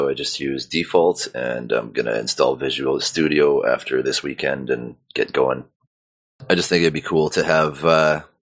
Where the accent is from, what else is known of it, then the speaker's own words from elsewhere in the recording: Canada; I'm Canadian